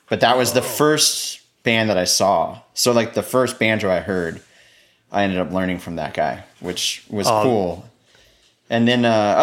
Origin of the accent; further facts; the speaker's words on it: Tucson, Arizona, United States; now in Austin, United States; I'm originally from Tucson, Arizona. And I grew up playing piano